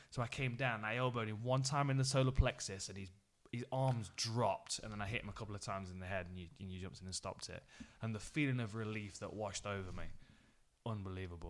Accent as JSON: {"language": "English", "town": "Nottingham", "region": "East Midlands", "country": "United Kingdom", "tie": "born or raised there", "said": "I was fighting in my hometown."}